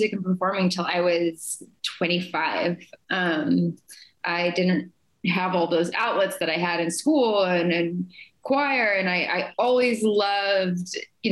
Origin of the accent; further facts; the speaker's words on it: Phoenix, Arizona, United States; I grew up in a really musical household, growing up in Phoenix, Arizona, in the desert suburbs area